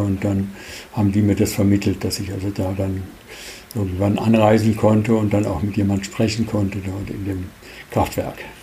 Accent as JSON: {"language": "German", "country": "Germany", "said": "wir als Deutsche in den 60ern noch nicht unbedingt die beliebtesten waren in der Schweiz"}